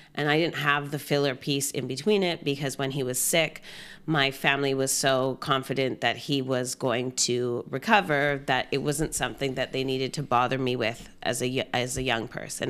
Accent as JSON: {"language": "English", "town": "Gibsons", "region": "British Columbia", "country": "Canada", "tie": "born or raised there", "also_born_or_lived": "Trinidad and Tobago / Whistler / Victoria", "moved": "as an adult", "lives_now": "Vancouver, Canada", "said": "I grew up in Gibson's"}